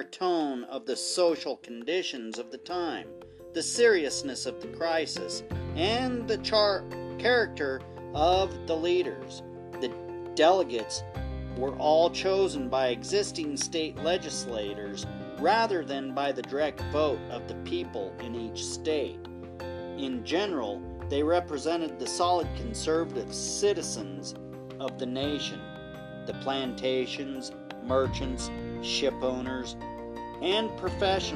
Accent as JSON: {"language": "English", "country": "United States", "said": "We're all American."}